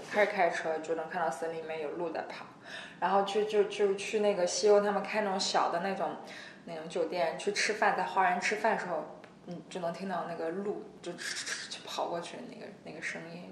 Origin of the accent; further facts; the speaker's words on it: Xi'an, Shaanxi, China; 我是西安的嘛